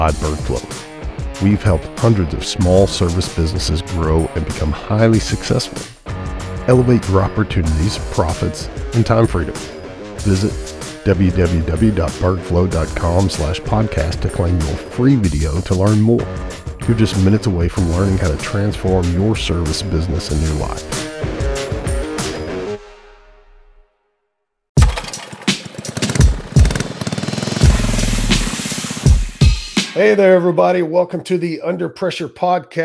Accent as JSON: {"language": "English", "region": "Louisiana", "country": "United States", "tie": "born or raised there", "said": "I was born in Louisiana"}